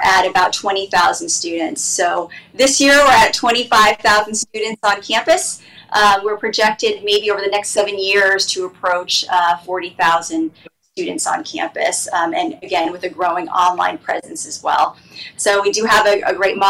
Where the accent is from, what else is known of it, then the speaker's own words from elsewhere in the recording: Phoenix, Arizona, United States; moved away; I'm originally from Phoenix